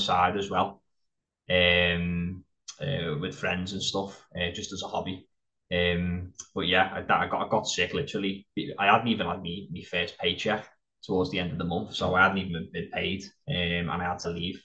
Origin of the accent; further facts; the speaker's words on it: Liverpool, North West England, United Kingdom; also born or lived in Wigan; when I turned nine, I lived full time in Liverpool. I grew up there